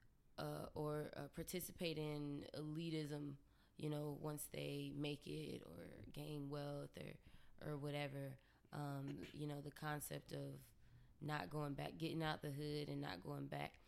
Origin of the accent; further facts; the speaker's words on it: Dayton, Ohio, United States; moved away as an adult; also born or lived in Washington, District of Columbia, United States; I'm from Ohio